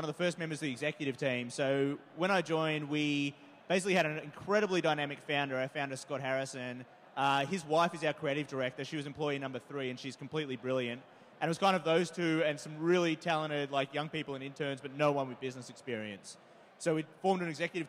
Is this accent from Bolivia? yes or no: no; Australia; moved away as an adult; I'm originally from Australia